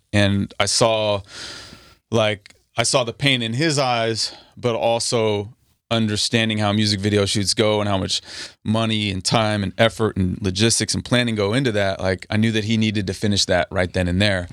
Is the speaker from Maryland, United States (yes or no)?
no; Napa, California, United States; moved away as an adult; also born or lived in Washington State / New York / Texas; now in Los Angeles, United States; We moved from Washington State to the Bay, to Napa.